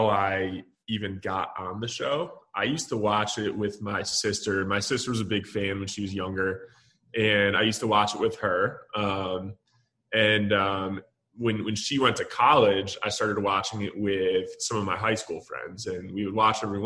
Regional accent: Michigan, United States; also born or lived in Dallas, Texas; now in Austin, United States; I'm from Michigan originally

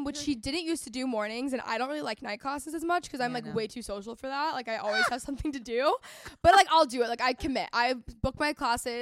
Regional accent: North Texas, United States; I grew up in North Texas, like a really competitive region for sports

